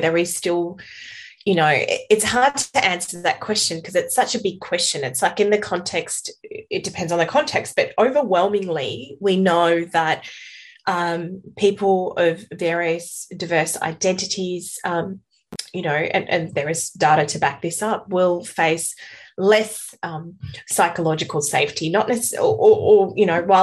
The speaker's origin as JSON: {"language": "English", "country": "Australia", "tie": "born or raised there", "also_born_or_lived": "Afghanistan", "said": "if I was growing up in Afghanistan as opposed to in Australia"}